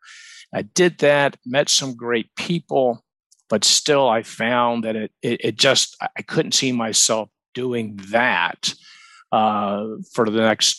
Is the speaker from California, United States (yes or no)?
no; Atlanta, Georgia, United States; moved away as an adult; also born or lived in Phoenix, Arizona; now in Charleston, United States; Born and raised in Atlanta